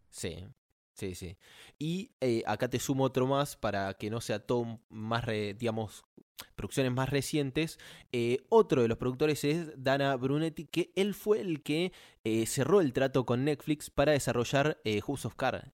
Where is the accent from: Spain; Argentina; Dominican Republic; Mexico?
Argentina; la bandera argentina de mi país, mi país